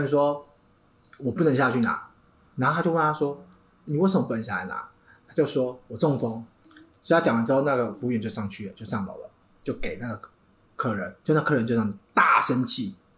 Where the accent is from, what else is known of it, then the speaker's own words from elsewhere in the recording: Taiwan; 我们台湾人